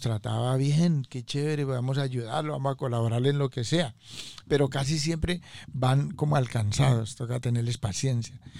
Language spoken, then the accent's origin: Spanish; Colombia; moved away as an adult; also born or lived in Corona, Queens, New York / Staten Island; now in United States; vengo de Colombia hace aproximadamente unos 35 años vivo aquí en los Estados